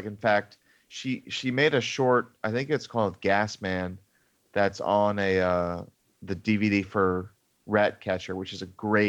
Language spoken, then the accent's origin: English; United States; being an American